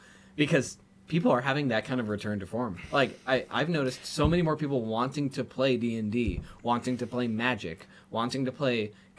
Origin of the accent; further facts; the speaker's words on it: Georgia, United States; Georgia when I was in like elementary school